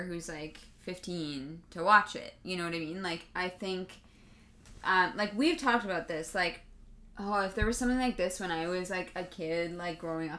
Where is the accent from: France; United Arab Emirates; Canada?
Canada; No, I'm Canadian.